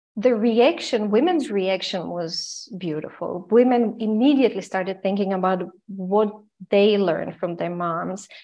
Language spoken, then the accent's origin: English; Croatia; also born or lived in Austria / United States; now in Vienna, Austria; I am originally from Croatia and I lived during the war in Croatia. In the 90s, I moved, I escaped to Austria